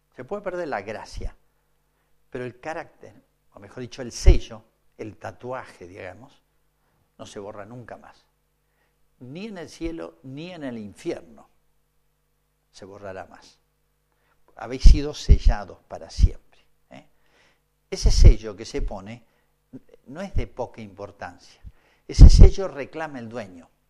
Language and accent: Spanish; Argentina; sigo siendo argentino